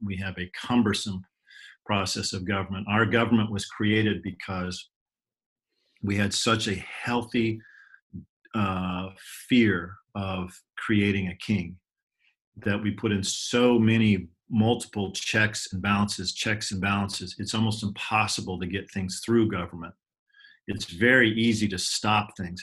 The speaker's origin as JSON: {"language": "English", "town": "Ashland", "region": "Oregon", "country": "United States", "tie": "born or raised there", "said": "I was raised in Ashland, Oregon"}